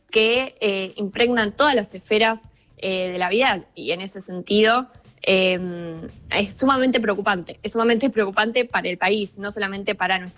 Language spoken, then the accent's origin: Spanish; Argentina; algo que surge mucho es como Argentina, porque esto es algo que se tiene que pensar como prioritario cuando no somos los principales emisores globales